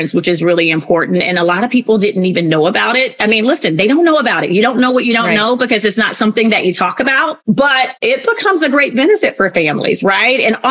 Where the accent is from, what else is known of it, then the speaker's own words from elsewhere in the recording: the South, United States; now in Columbus, United States; I was raised in the South, so I have this whole value system, not that others don't who were born in different parts of the United States, but I was born in the South.